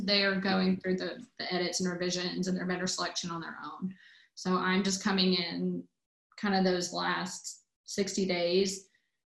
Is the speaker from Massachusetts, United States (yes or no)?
no; Newnan, Georgia, United States; I grew up in Noonan, Georgia, which is about 40 minutes south of the city on off I-85